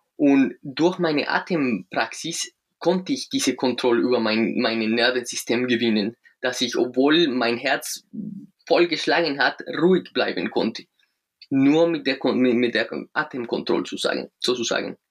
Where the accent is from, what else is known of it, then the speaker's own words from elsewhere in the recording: Colombia; German is a second language; now in Munich, Germany; ich komme aus Südamerika, aus Kolumbien. Wir, wir kennen da keinen Winter